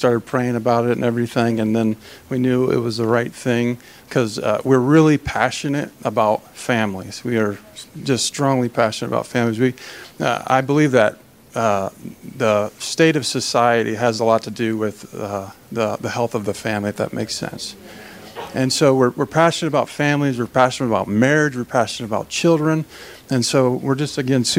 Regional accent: Fort Dodge, Iowa, United States; born or raised there; moved away as an adult; also born or lived in Kansas City, Missouri / West Des Moines, Iowa

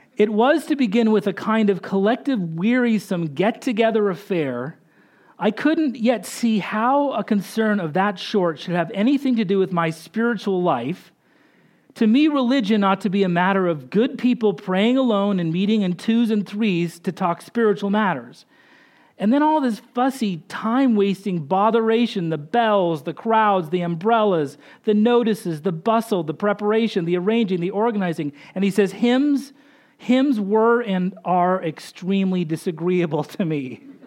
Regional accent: Boise, Idaho, United States; we grew up in Boise, Idaho

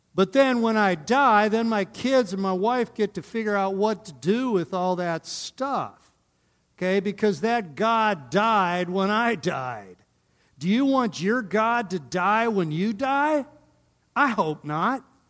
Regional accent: Northern Ohio, United States; now in Colorado, United States; I'm coming from Northern Ohio

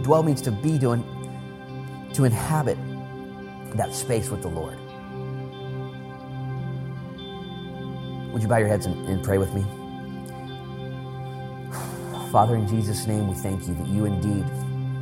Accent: United States; I'm proud to be an American

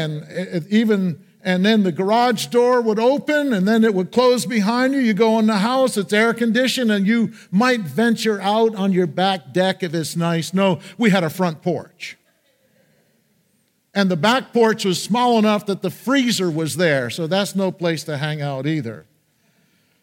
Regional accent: Peckville, Pennsylvania, United States; My hometown was Peckville, and we lived on Hickory Street in the church parsonage.

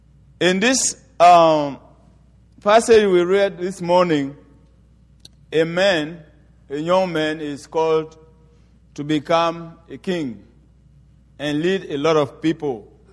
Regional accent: Côte d’Ivoire; I am from the Baoulé tribe in Ivory Coast. And the tribe I'm from is a tribe that worship highly the devil and witchcraft.

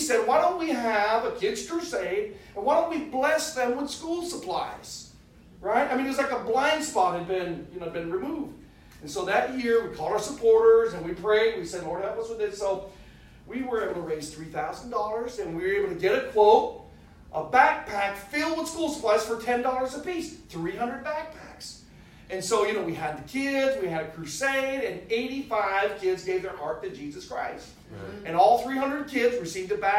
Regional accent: United States; we're from the United States.

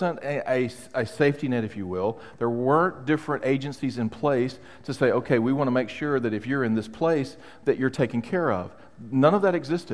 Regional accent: United States; I was raised, not only as an American, but I was raised in a very independent home

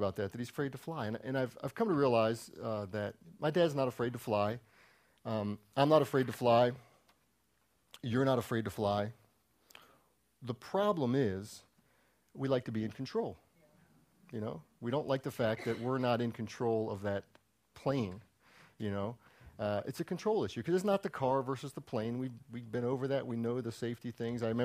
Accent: Maryland, United States; moved away; I'm from Maryland.

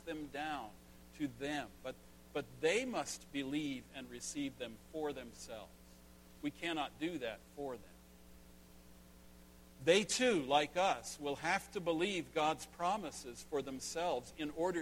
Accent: Northern California, United States; the little country church where I grew up in Northern California

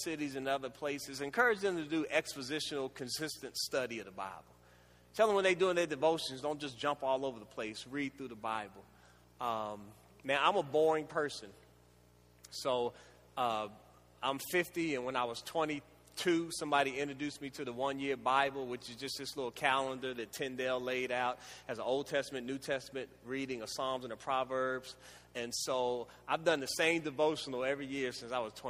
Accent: Washington, District of Columbia, United States; Growing up in the Washington, D.C. area, which was Chocolate City at that time

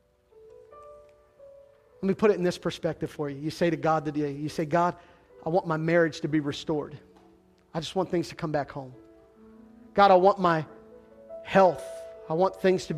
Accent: Central Pennsylvania, United States; now in Western Pennsylvania, United States; I grew up in Central PA and became my number one team the moment I moved to Western Pennsylvania

